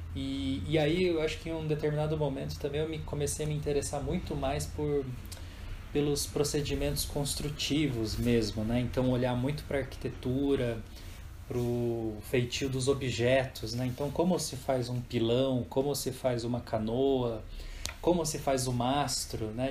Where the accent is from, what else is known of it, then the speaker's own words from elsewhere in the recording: Jacareí, São Paulo, Brazil; eu também sou do Vale do Paraíba, né? E sou nascido em Jacareí